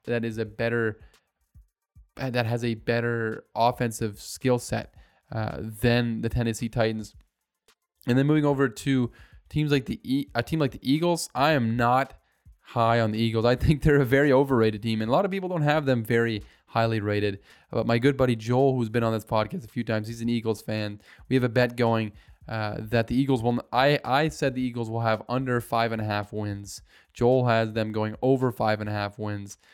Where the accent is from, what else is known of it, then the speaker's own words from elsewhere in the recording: Canada; as a Canadian